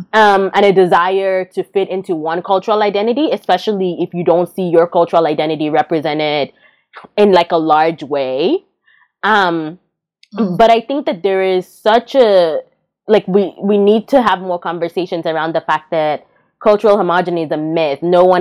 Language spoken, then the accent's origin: English; Calabar, Cross River, Nigeria; moved away; even though I was Anang, like my dad's side is Anang, my mom's side is Ibibio, growing up in Calabar was just an immersive experience into a completely different tribe.